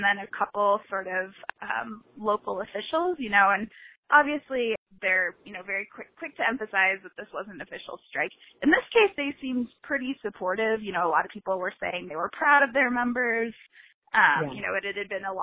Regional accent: Indiana, United States; my home state of Indiana

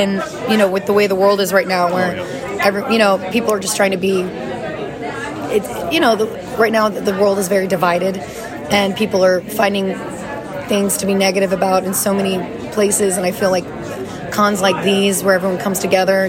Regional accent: Louisiana, United States; moved away; I'm from Louisiana originally, so music's always been a huge part of my life and my culture and my upbringing.

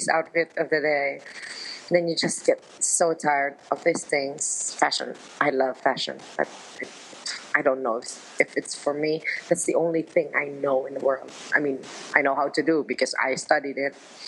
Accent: Philippines; moved away as an adult; also born or lived in Milan, Italy; my mother's from the Philippines, and I grew up in the Philippines

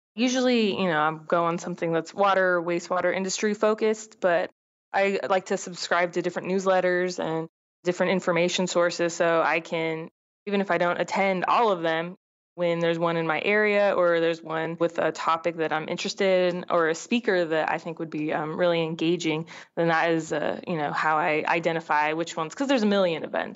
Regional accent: Southern California, United States; I grew up in Southern California

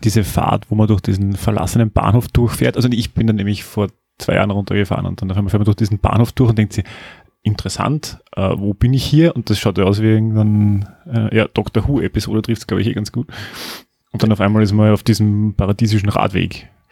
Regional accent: Upper Styria, Austria; ich komme aus der Obersteiermark

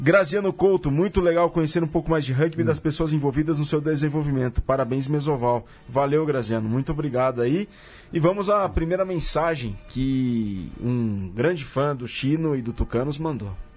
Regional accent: interior of São Paulo, Brazil; eu sou do interior de São Paulo

